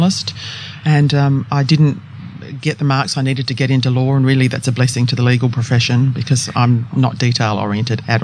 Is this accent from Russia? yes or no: no; Adelaide, South Australia, Australia; I was born in Adelaide